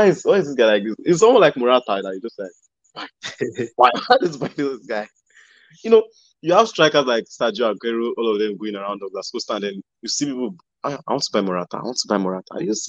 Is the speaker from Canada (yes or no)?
no; Nigeria; I'm in Nigerian.